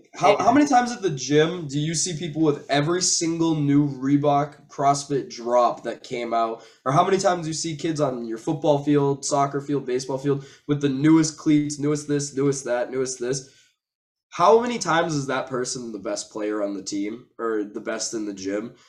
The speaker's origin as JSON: {"language": "English", "region": "Massachusetts", "country": "United States", "said": "I'm from Massachusetts."}